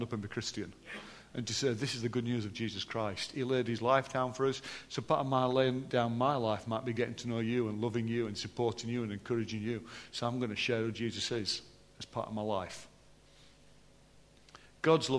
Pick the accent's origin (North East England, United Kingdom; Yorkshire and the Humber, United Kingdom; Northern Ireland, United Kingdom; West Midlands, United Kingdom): Yorkshire and the Humber, United Kingdom; I am still from Yorkshire